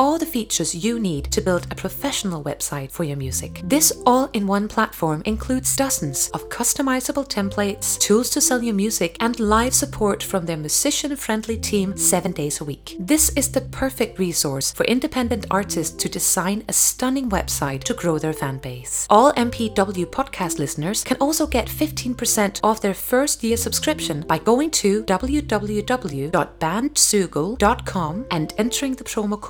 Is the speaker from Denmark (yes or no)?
yes; Denmark; I'm from Denmark